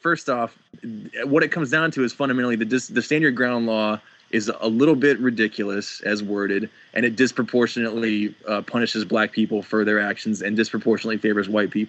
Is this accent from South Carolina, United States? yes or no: no; Rochester, New York, United States; now in Atlanta, United States; I was born in Rochester and I migrated down to Atlanta. So I'm kind of in the opposite boat of you. I started up north and then came to the South.